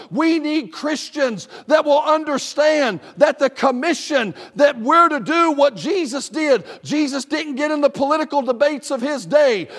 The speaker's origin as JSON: {"language": "English", "area": "the South", "region": "Southern United States", "country": "United States", "said": "I'm a Southerner"}